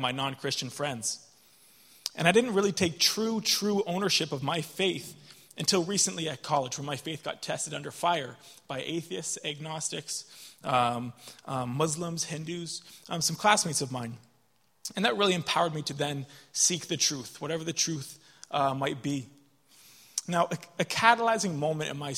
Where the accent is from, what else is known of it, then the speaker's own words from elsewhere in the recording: Canada; moved away as an adult; now in Dublin, Ireland; I'm from Canada, and I'm studying in Dublin.